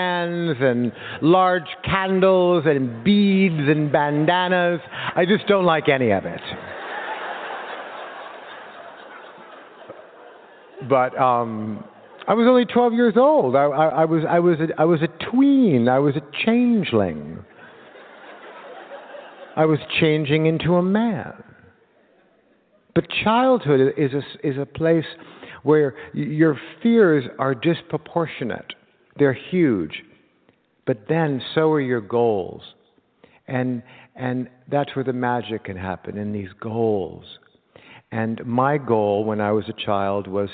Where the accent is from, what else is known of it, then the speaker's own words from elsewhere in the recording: Los Angeles, California, United States; when you were a kid like me in 1970, growing up in Los Angeles